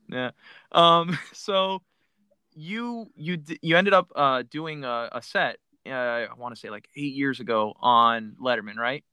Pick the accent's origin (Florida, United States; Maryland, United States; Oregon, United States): Florida, United States; Miami; I'm originally from Miami